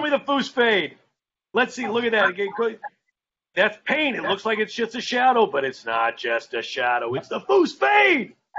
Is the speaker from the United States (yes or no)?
yes; Colorado Springs, Colorado, United States; I'm from Colorado. I grew up in Colorado Springs